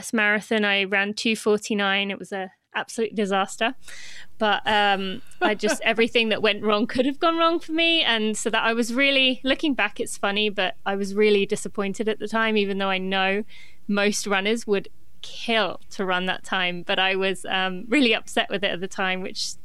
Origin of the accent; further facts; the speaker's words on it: England, United Kingdom; moved away as an adult; now in Lexington, United States; I am from Great Britain, but I actually live in the US. I live in Lexington, Kentucky